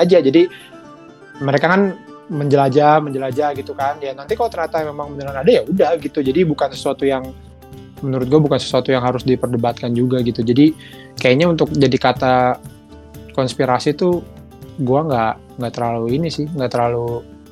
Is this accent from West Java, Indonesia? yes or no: yes; Bekasi, West Java, Indonesia; also born or lived in Jakarta; lahir di Jakarta gede di Bekasi